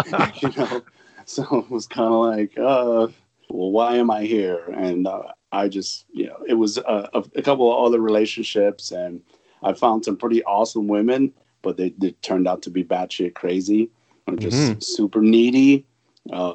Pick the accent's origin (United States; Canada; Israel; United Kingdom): United States; New York; moved away; I'm an East Coast. I'm from New York.